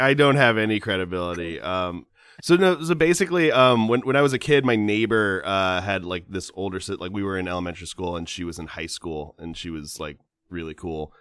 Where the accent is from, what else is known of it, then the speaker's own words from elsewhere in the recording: Southern California, United States; I'm from Southern California